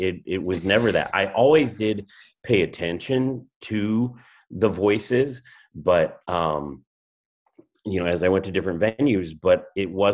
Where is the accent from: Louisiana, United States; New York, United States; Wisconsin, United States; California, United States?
California, United States; La Verne; also born or lived in Rancho Cucamonga / Upland; I grew up in Laverne, and so kind of on the edge of San Gabriel Valley, and pretty much lived kind of right along the foothills all my life